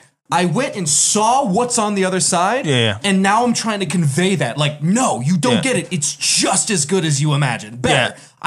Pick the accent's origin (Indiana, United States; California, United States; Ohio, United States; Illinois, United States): California, United States; I grew up near Disneyland, and I've gone more times than I can count.